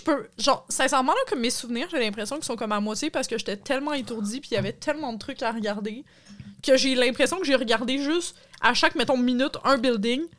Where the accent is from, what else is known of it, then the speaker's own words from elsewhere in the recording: Quebec, Canada; en tant que Québécois, je connais ça